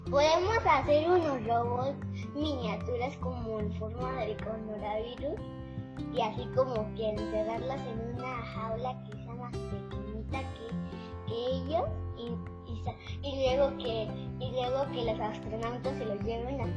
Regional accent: Mexico City, Mexico; born there; nací en la Ciudad de México y luego, luego me llevaron para esa casa y ahí estuve seis años

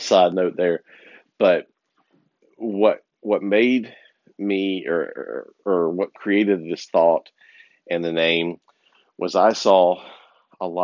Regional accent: the South, United States; where I grew up in the South

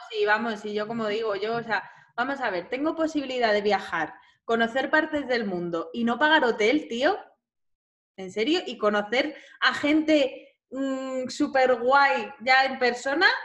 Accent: Madrid, Community of Madrid, Spain; yo soy de Madrid, ¿eh? que yo no vivo en Barcelona

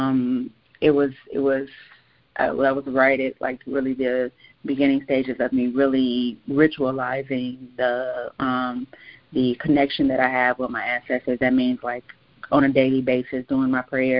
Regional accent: Gary, Indiana, United States; I grew up in Gary, Indiana

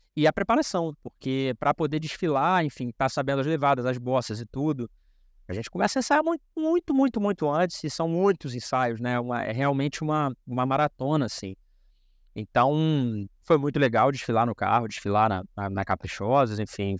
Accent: Rio de Janeiro, Brazil; first language Portuguese; eu sou de Padre Miguel, sou nascido na Zona Oeste aqui do Rio de Janeiro

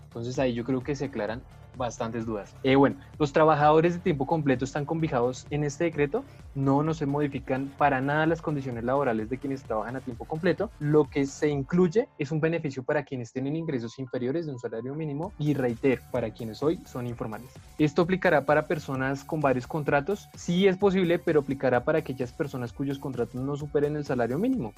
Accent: Colombia; como colombianos

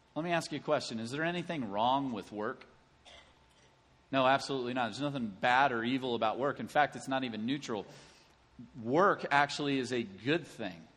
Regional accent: Lexington, Kentucky, United States; moved away; my hometown of Lexington, Kentucky

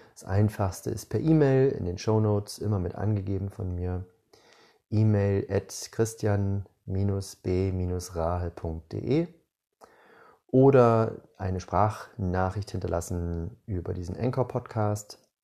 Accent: Northern Germany, Germany; moved away as an adult; now in Southern Germany, Germany; Ich bin in Norddeutschland geboren, bin mit 18 umgezogen, habe damals nach der 12. Klasse meine Schullaufbahn beendet und eine Ausbildung gemacht in Süddeutschland, wo ich immer noch wohne

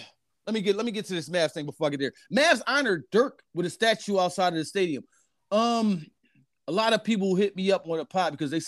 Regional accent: Philadelphia, Pennsylvania, United States; growing up in Philadelphia, man, we always had Brian Dawkins.

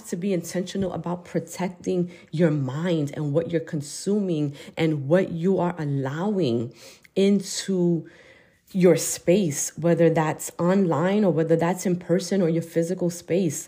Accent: United States

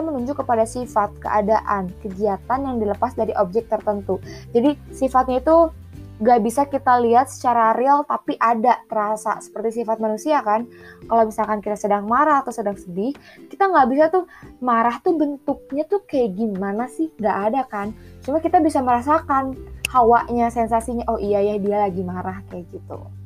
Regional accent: West Java, Indonesia; Aku suku Sunda

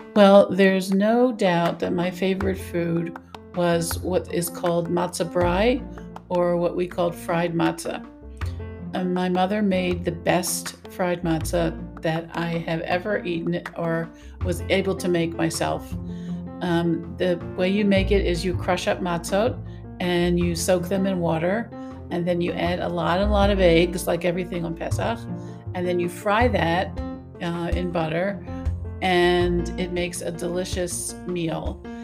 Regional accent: Maryland, United States; I grew up in the United States, Maryland.

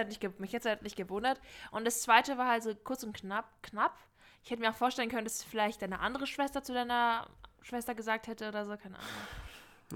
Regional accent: North Rhine-Westphalia, Germany; moved away; Ich komme ja ursprünglich aus Nordrhein-Westfalen

